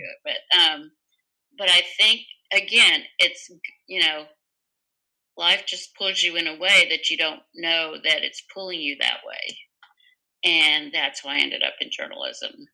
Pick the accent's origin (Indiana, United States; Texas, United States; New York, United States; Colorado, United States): Texas, United States; Dallas; born and raised right here.